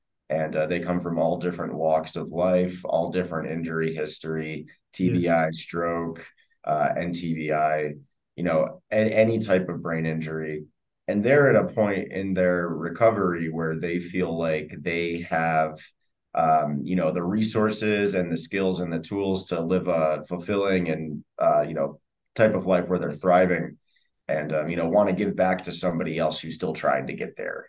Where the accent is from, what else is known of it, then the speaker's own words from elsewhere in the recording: United States; I'm from the States there for a moment.